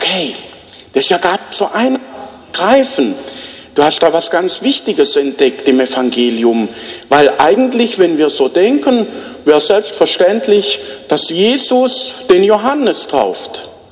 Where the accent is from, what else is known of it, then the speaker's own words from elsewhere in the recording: Black Forest, Baden-Württemberg, Germany; now in Bruchsal, Germany; bei uns im Schwarzwald